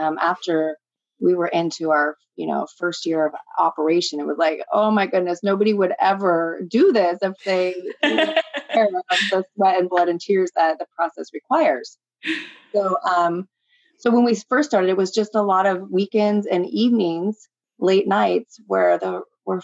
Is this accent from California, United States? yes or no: yes; Humboldt County, California, United States; I grew up in Humboldt County